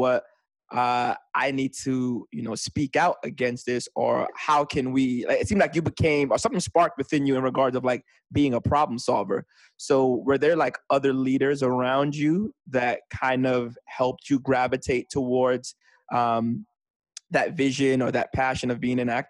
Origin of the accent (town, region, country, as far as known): New York City, New York, United States; born or raised there